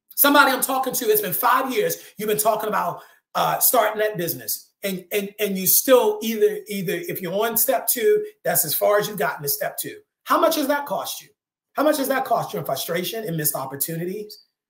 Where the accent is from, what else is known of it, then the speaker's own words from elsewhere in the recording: Maryland, United States; I'm from Maryland